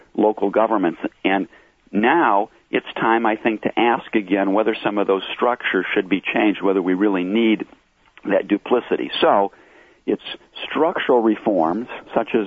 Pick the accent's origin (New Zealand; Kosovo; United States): United States; Flint, Michigan; I'm originally from Flint, so I'm from a core city